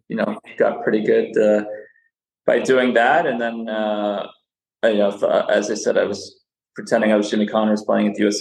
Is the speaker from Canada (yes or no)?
yes; Canada; first language Serbian; also born or lived in Serbia; I moved from Serbia to Canada in 1976. I was four, uh, only spoke Serbian